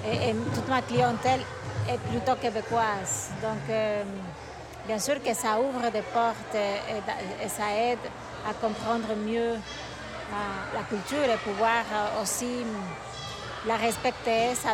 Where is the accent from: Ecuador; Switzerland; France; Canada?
Ecuador; moved away; Je viens de l'Équateur, de l'Amérique du Sud.